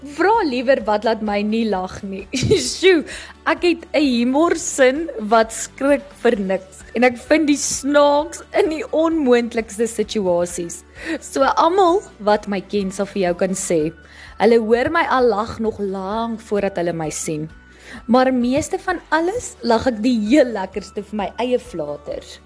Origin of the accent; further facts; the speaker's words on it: Phalaborwa, Limpopo, South Africa; moved away as an adult; now in Nelspruit, South Africa; Ek het groot geword in Palaborwa. Dis 'n klein dorpie in Limpopo.